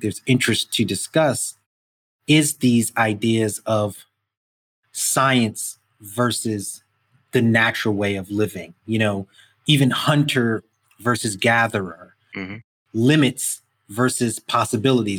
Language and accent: English; New York City, New York, United States; I grew up in Brooklyn, 70s and 80s, it's glass, concrete, you know, like just an urban environment